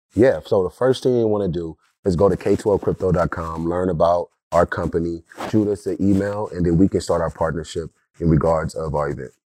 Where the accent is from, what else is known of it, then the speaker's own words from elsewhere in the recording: Compton, California, United States; I'm a kid from Compton that didn't always have the accessibility to technology, the accessibility to future of work and learning. during that time, growing up in the nineties in Compton